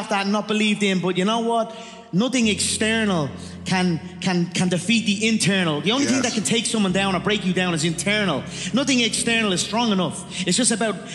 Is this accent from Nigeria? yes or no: no; Ireland; I am an Irish animal, a proper Irish animal